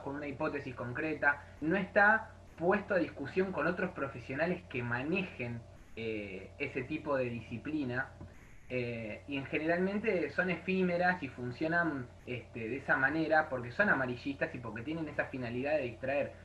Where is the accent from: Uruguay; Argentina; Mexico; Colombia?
Argentina; nosotros como Argentina